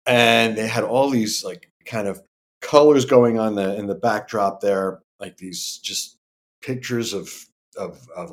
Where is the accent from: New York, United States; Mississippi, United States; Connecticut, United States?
New York, United States; New York City; We grew up in Staten Island